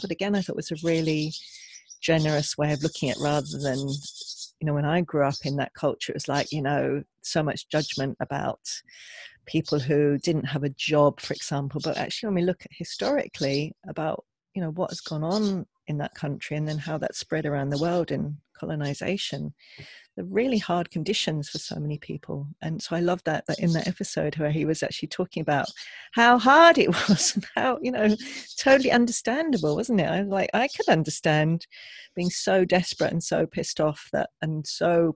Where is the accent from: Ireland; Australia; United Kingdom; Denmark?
United Kingdom; England; growing up in England